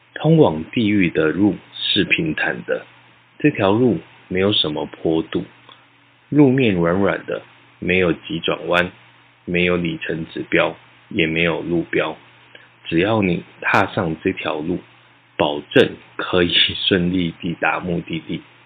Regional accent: Taiwan; 我们在这片土地上成长

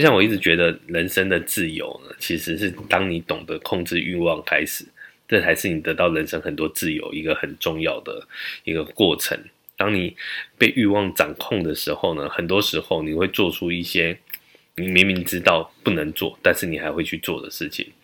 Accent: Taichung, Taiwan; now in Taipei, Taiwan; 因为我从小是在台中长大

